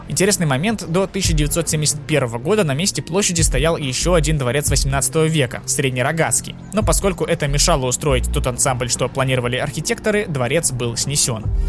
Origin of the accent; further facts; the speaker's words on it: Saint Petersburg, Russia; я, как истинный петербуржец